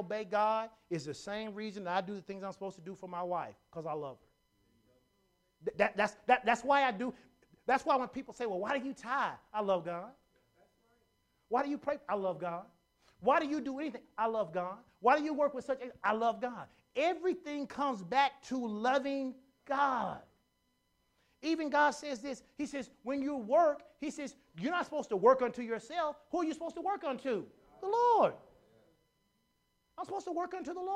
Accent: Conway, United States; I grew up in Conway

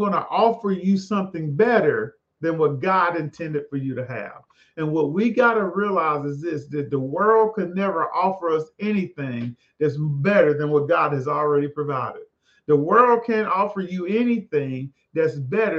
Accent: the South, United States; I'm a boy from the South

